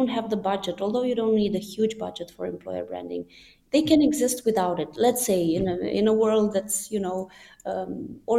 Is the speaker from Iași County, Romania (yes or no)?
yes; Iași, Iași County, Romania; moved away; I'm originally from Romania, and I'm in my hometown, Iași, currently, which is Romania's second biggest city